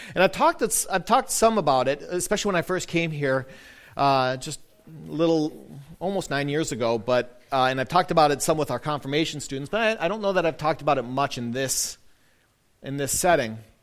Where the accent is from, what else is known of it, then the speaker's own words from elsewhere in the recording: a town just north of Milwaukee, Wisconsin, United States; I grew up in a town uh, just north of Milwaukee, a, a pretty small town, eight, 9,000 people